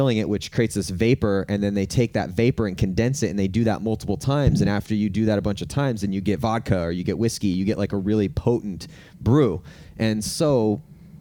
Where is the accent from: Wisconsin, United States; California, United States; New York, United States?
California, United States; I'm from California